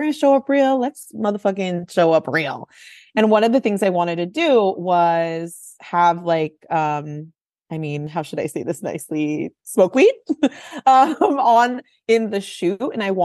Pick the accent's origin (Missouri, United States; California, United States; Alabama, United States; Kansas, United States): California, United States; San Francisco; I grew up in San Francisco.